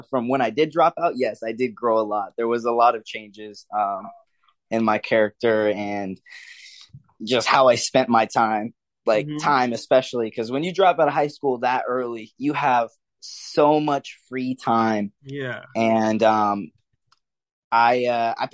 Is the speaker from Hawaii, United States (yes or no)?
yes; the Big Island, Hawaii, United States; also born or lived in Denton, Texas; now in Dallas-Fort Worth, United States; I grew up mainly in Hawaii. Yes, Hawaii. I'm from the islands, the Big Island.